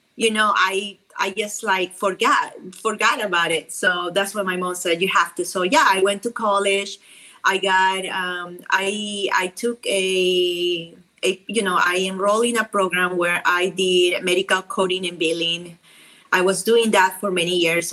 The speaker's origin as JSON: {"language": "English", "country": "Peru", "also_born_or_lived": "Lima, Peru", "accent": "South American", "second_language": "English", "moved": "as an adult", "lives_now": "Dallas, United States", "said": "I am from Peru, so my accent is very strong"}